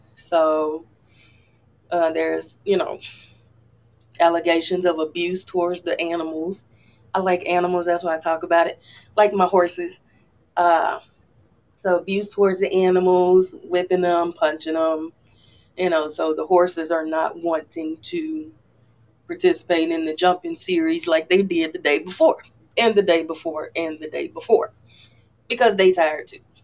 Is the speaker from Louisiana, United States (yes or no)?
yes; Louisiana, United States; I'm from Louisiana